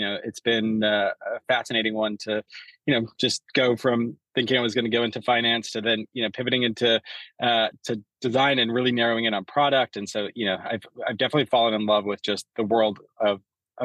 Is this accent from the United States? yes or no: no; Canada; I grew up in Canada